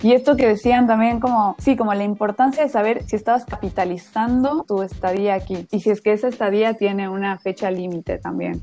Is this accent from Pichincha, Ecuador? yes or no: yes; Quito, Pichincha, Ecuador; moved away as an adult; now in Buenos Aires, Argentina; soy ecuatoriana, al igual que Vero, vine acá en el 2017. Soy de Quito, que es la capital de mi país.